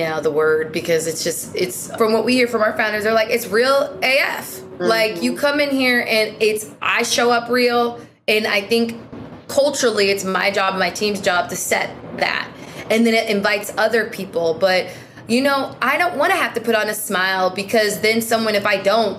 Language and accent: English; Seattle, Washington, United States; I'm from Seattle